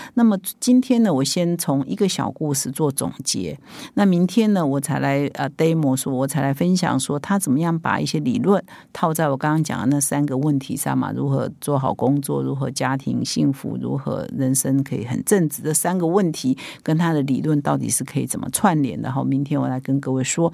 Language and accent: Chinese; Taiwan; 我们台湾人